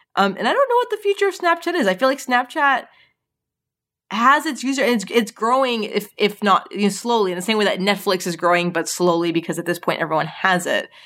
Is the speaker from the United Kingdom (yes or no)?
no; Canada; growing up in Canada